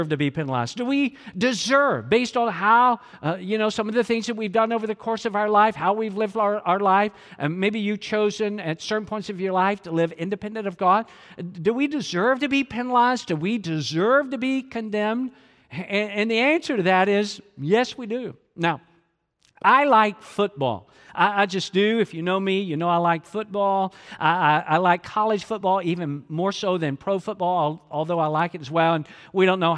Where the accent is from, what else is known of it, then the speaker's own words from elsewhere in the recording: Georgia, United States; even though I'm from Georgia